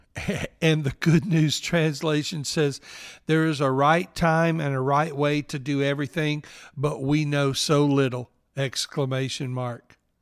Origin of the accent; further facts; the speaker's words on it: New Albany, Mississippi, United States; accent: Southern; now in Orlando, United States; I was raised in northeast Mississippi in New Albany